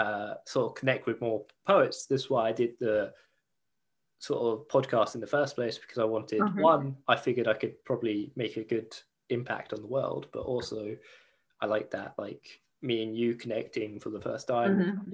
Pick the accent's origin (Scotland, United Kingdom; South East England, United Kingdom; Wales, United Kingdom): South East England, United Kingdom; Fareham; now in London, United Kingdom; there was times that I come back from London and visit my hometown again, visit Fareham, and there would be people like because my accent just sounds different.